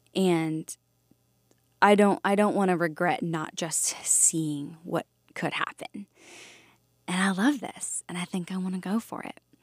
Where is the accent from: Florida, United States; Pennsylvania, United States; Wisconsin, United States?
Pennsylvania, United States; Valley Forge; I grew up just outside of Philadelphia in a town called Valley Forge.